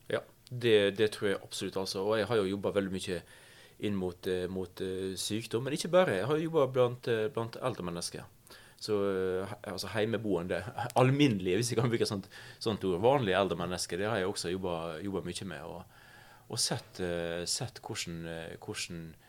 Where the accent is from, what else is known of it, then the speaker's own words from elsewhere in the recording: Vigra, Møre og Romsdal, Norway; Jeg er fra den lille, flate øya Vigra utafor Ålesund. Jeg vokste opp